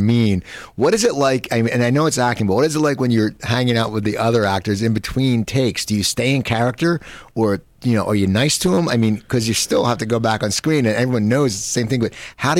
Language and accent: English; Cherry Hill, New Jersey, United States; now in Burbank, United States; I grew up in Cherry Hill, which is about an hour from Rutgers